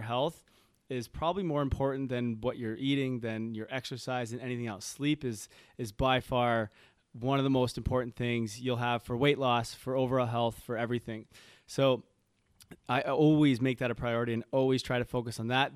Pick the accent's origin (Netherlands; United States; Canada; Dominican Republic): Canada; Toronto, Ontario; moved away; I'm from Toronto